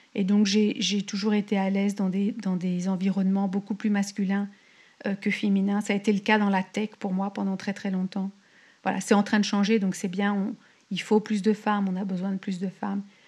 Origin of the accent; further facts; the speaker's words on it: Paris, Île-de-France, France; moved away as an adult; now in California, United States; je suis née à Paris, j'ai grandi à Paris